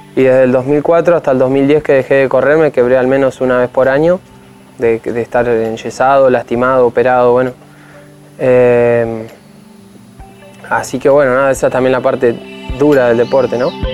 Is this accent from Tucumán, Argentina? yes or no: no; San Antonio Este, Río Negro, Argentina; also born or lived in Bahía Blanca; Nací en San Antonio Este, pero los primeros meses de vida viví en, Bahía Blanca, después nos mudamos a San Antonio